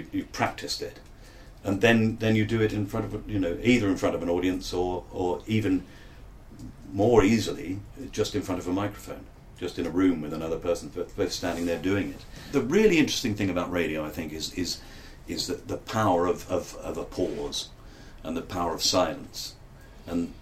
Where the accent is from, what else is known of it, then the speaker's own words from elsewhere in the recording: London, United Kingdom; accent: Cockney; I come from Bermondsey, that's where I come from